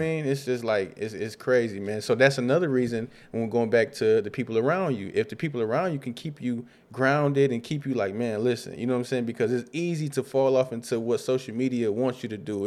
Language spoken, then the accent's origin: English; Rockford, Illinois, United States; I grew up in Rockford, Illinois, on the South Side